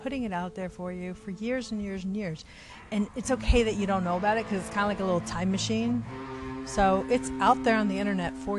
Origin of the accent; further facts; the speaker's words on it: Denver, Colorado, United States; I was born in Denver, Colorado. I am the first American in my family